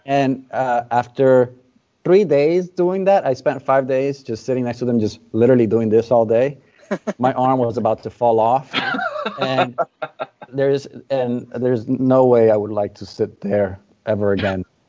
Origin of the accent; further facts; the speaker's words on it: Dominican Republic; Born and raised in the Dominican Republic.